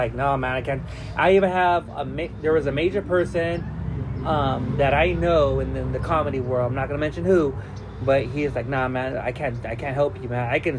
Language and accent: English; Wilmington, California, United States; Tony A and me, we're from Widmas, Wilmington, California.